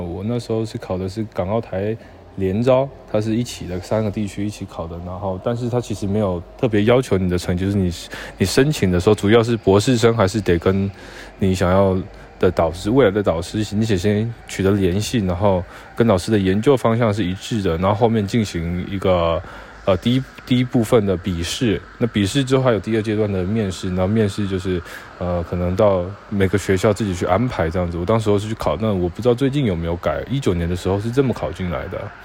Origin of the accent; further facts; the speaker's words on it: Changhua, Changhua County, Taiwan; moved away as an adult; also born or lived in Kaohsiung, Taiwan; now in Xi'an, China; 一个在我老家，一个是彰化十大